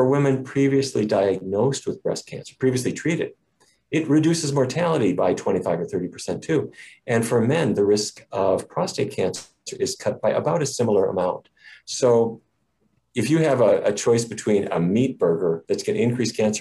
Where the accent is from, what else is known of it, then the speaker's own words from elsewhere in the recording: Fargo, North Dakota, United States; When I was a kid, I grew up in Fargo, you know, Fargo, North Dakota